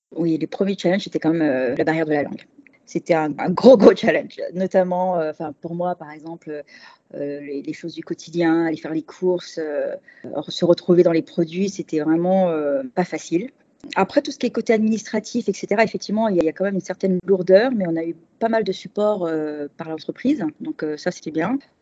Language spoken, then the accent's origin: French; Paris, Île-de-France, France; moved away as an adult; also born or lived in Switzerland; now in Yokohama, Japan; je viens de Paris. et tous les deux parisiens